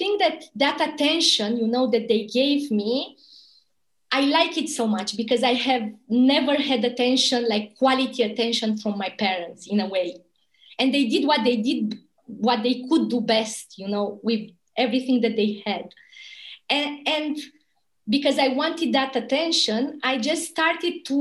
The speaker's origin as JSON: {"language": "English", "country": "Romania", "tie": "born or raised there", "also_born_or_lived": "Bucharest", "moved": "as an adult", "said": "my hometown, you know, a little town from Romania, the border with Bulgaria."}